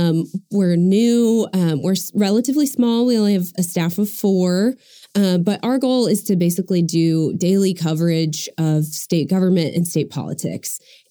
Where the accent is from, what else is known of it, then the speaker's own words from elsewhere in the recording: Norman, Oklahoma, United States; I was born and raised in Norman